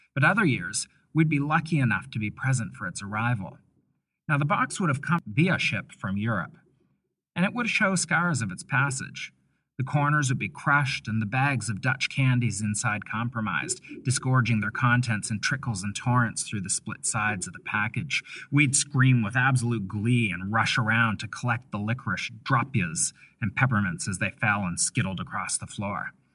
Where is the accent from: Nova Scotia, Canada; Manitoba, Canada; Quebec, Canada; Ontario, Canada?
Nova Scotia, Canada; Bible Hill; I grew up in Canada, and I feel Canadian.